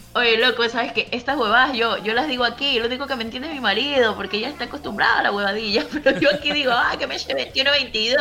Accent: Ecuador; moved away; mi país

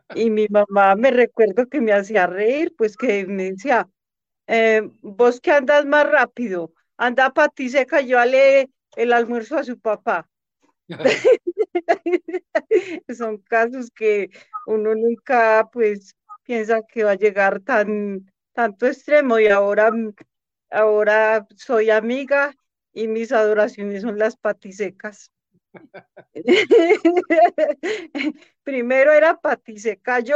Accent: Riosucio, Colombia; De aquí mismo nacimos 10 bellezas y hermosos bebés.

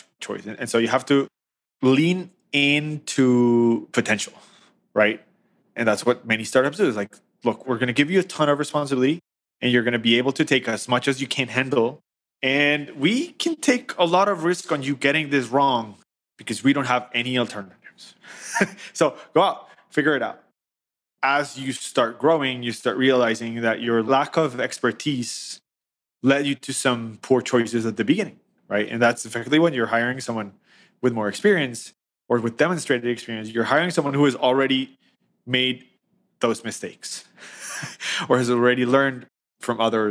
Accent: Colombia; now in New York, United States; I was born in Colombia. I live in New York

